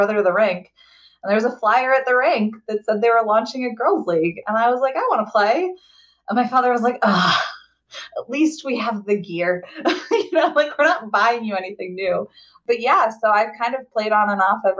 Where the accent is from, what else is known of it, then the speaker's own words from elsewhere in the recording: Southern Connecticut, United States; moved away as an adult; also born or lived in Worcester County, Maryland; now in Washington, DC, United States; So I grew up in Southern Connecticut, and it's just like a big hockey place.